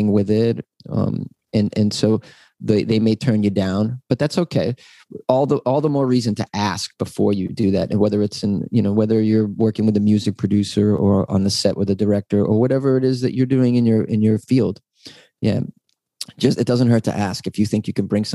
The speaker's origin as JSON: {"language": "English", "town": "Boston", "region": "Massachusetts", "country": "United States", "moved": "yes", "lives_now": "Los Angeles, United States", "said": "I'm from Boston"}